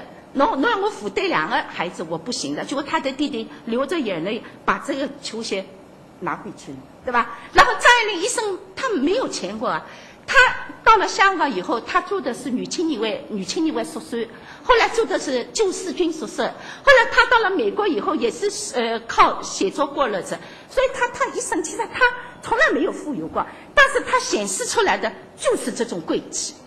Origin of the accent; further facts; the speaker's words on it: Shanghai, China; 我们上海人